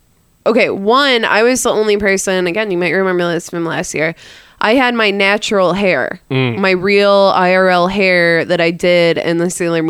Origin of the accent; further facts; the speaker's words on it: Michigan, United States; now in Texas, United States; I'm from Michigan